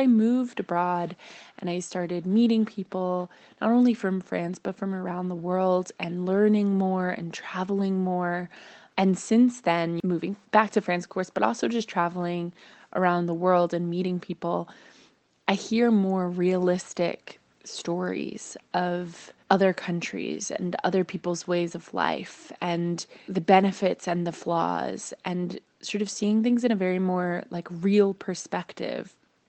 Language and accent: English; United States; if somebody guesses that I'm Canadian, it means they hear my North American accent, but they think I'm nice.